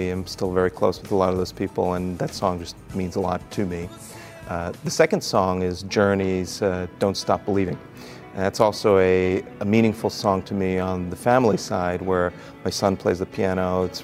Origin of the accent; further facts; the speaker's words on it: Austria; also born or lived in Brazil / Chile / United States / New York City; now in San Diego, United States; So my father was an international banker, and I grew up in Brazil, Chile, Austria, and the United States and then came to the United States for college.